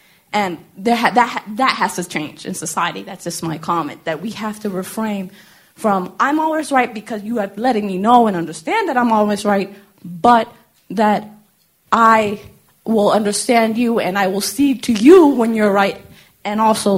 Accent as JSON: {"language": "English", "town": "Boston", "region": "Massachusetts", "country": "United States", "said": "I'm originally from Bostonian."}